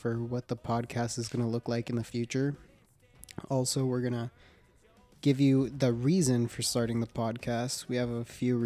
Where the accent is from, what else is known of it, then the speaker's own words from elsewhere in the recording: Phoenix, Arizona, United States; I was born here in Phoenix, Arizona